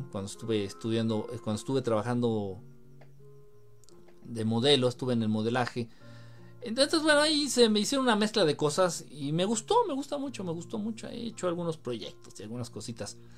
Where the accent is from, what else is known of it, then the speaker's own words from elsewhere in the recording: Sonora, Mexico; Oye, yo soy de Sonora, al ladito de Hermosillo. Hoy llegamos a 49 grados.